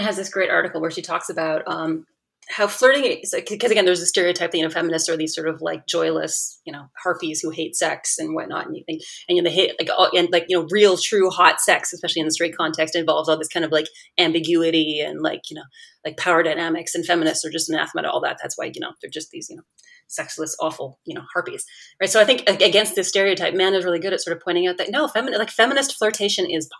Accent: Canada; moved away as an adult; now in United States; as a Canadian, I moved to the United States

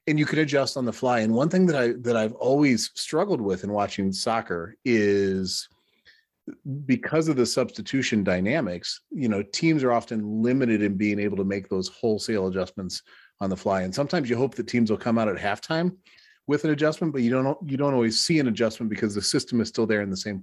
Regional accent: United States; I'm an American fan, acknowledging that I grew up playing American sports, baseball, basketball, and American football

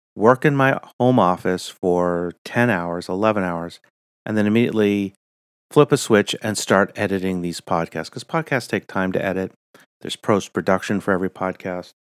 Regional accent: United States; I'm your American host

